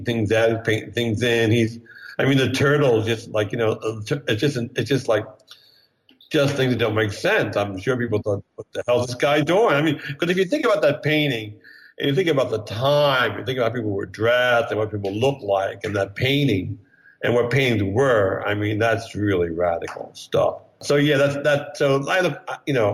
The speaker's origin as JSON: {"language": "English", "town": "Bryn Mawr", "region": "Pennsylvania", "country": "United States", "tie": "born or raised there", "also_born_or_lived": "New York", "moved": "yes"}